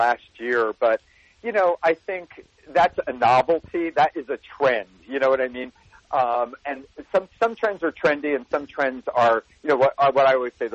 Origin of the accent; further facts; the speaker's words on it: New Jersey, United States; moved away; I'm a boy from New Jersey